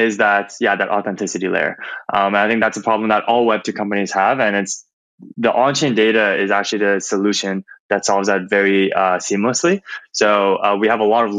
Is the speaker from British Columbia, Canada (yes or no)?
no; Toronto, Ontario, Canada; moved away as an adult; also born or lived in San Francisco; I grew up in Toronto, Canada